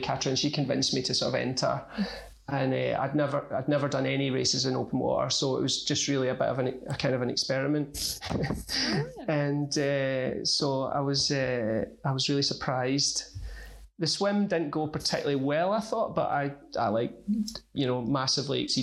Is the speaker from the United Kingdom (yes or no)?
yes; Motherwell, Scotland, United Kingdom; moved away as an adult; now in Glasgow, United Kingdom; I grew up in Motherwell, but I've lived in Glasgow for about the last 4 years